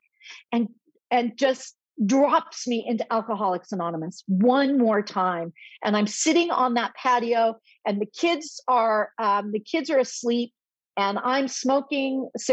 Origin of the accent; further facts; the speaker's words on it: Los Angeles, California, United States; moved away as an adult; also born or lived in Chicago; I started through the ordination process at All Saints Church Pasadena, where I had gone as a youth and young adult